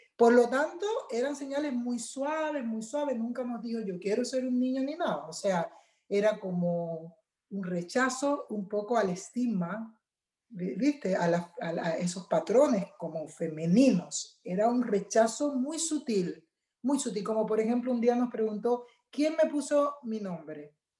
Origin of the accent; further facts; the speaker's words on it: Cuba; also born or lived in Chile; now in United States; yo soy cubana